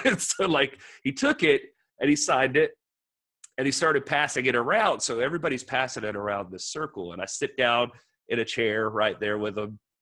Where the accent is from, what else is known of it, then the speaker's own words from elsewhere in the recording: Georgia, United States; moved away; I grew up in Georgia originally